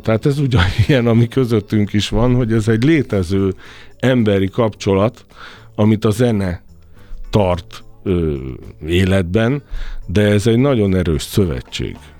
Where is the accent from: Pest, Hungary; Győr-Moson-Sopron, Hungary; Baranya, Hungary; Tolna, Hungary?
Győr-Moson-Sopron, Hungary; Sopron; Soproni vagyok, ott túl sok minden nem volt.